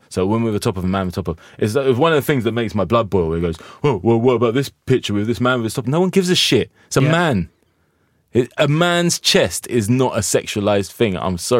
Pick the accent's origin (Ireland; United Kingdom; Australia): United Kingdom; perhaps we still got a problem with the no sex, we're British kind of vibe where we're prudish about this kind of stuff.